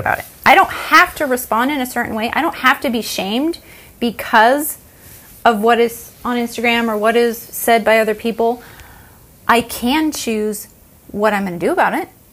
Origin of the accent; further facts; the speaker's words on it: United States; I grew up in America